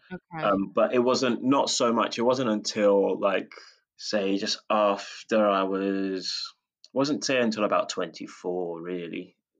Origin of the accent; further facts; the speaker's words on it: United Kingdom; we're British, so there is that.